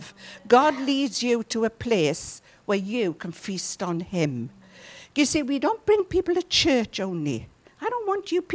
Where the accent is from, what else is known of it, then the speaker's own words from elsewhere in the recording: Llanelli, Wales, United Kingdom; If you're from Llanelli like me